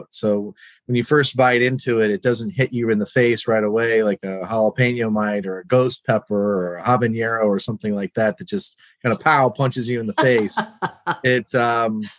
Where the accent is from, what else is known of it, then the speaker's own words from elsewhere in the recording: New Mexico, United States; moved away as an adult; now in Northern Virginia, United States; I grew up in New Mexico